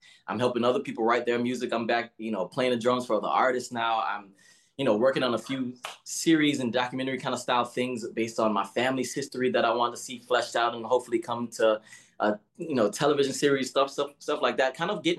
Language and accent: English; the South, United States; especially as a young Black man growing up in the South and all